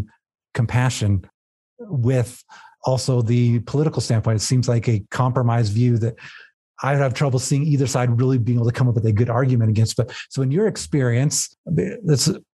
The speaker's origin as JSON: {"language": "English", "region": "South Texas", "country": "United States", "tie": "born or raised there", "said": "I grew up in South Texas"}